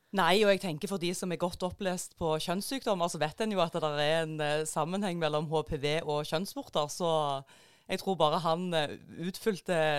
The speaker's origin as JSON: {"language": "Norwegian", "area": "Jæren", "region": "Rogaland", "country": "Norway", "moved": "yes", "said": "jeg er jo veldig parlamentarisk korrekt eh, som jærbu"}